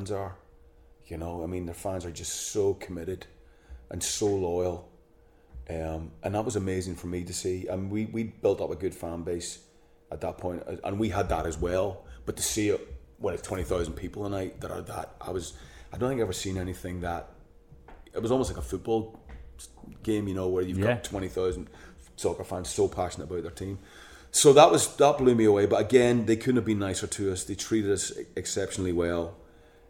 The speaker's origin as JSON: {"language": "English", "region": "Northern Ireland", "country": "United Kingdom", "said": "we're both from Northern Ireland"}